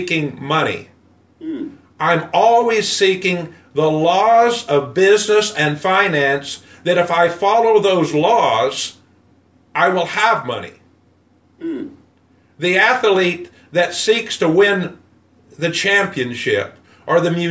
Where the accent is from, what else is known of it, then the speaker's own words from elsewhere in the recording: United States; I'm white and from America